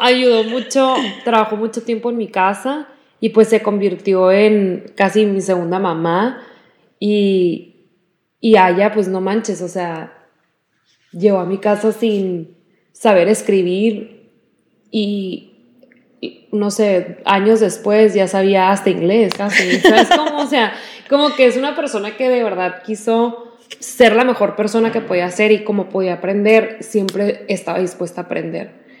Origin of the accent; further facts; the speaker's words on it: Mexico; nuestras familias pues crecieron en México y crecimos nosotros en México